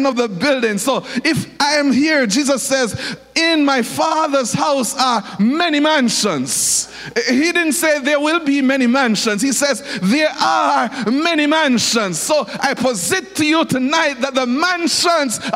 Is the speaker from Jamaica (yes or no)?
yes; Jamaica; When I went into England as a Jamaican